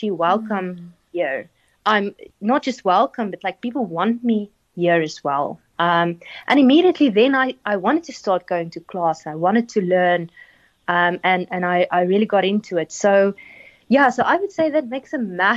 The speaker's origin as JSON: {"language": "English", "town": "Pretoria", "region": "Gauteng", "country": "South Africa", "tie": "born or raised there", "also_born_or_lived": "Stellenbosch", "moved": "as an adult", "said": "growing up in Pretoria, moving to Stellenbosch"}